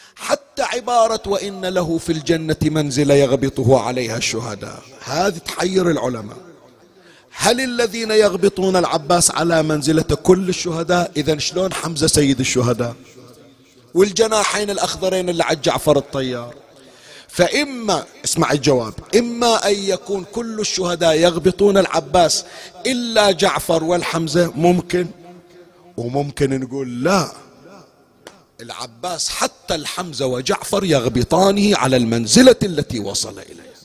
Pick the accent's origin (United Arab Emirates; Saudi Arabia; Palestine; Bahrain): Bahrain; عندنا بكل الحسينيات عندنا بالبحرين